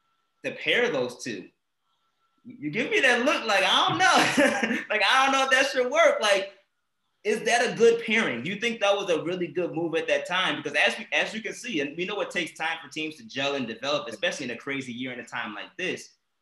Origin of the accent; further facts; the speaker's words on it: Chicago, Illinois, United States; I'm from Chicago.